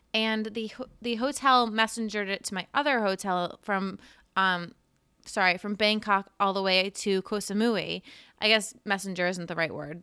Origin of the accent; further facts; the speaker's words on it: Cape Cod, Massachusetts, United States; moved away; I grew up on Cape Cod